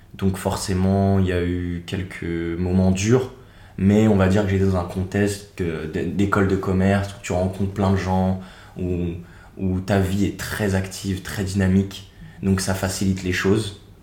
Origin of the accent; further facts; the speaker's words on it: Seine-et-Marne, Île-de-France, France; moved away as an adult; also born or lived in Paris / Nantes / Switzerland; now in Australia; je suis né à Paris. J'ai grandi en Seine-et-Marne, à l'est de Paris